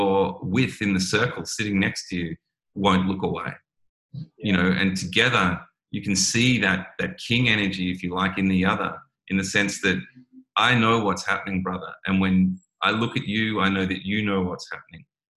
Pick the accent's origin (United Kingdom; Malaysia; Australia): Australia